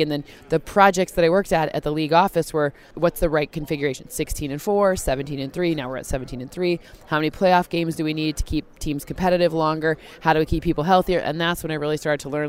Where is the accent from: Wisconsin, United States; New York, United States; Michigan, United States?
Michigan, United States; East Lansing; I grew up in East Lansing, Michigan.